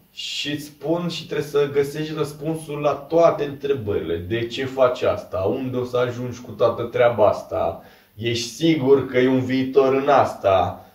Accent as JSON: {"language": "Romanian", "town": "Câmpina", "region": "Prahova", "country": "Romania", "moved": "yes", "said": "am plecat și eu de la Câmpina"}